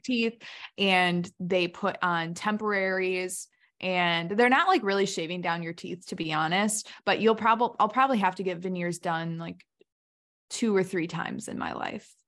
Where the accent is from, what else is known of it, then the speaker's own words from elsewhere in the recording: Hampshire, Illinois, United States; my hometown, Hampshire, Illinois